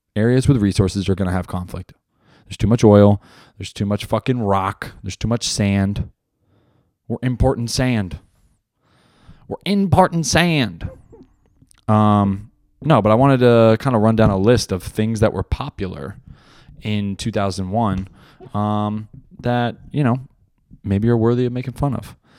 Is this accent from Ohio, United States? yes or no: no; New Jersey, United States; I grew up in Jersey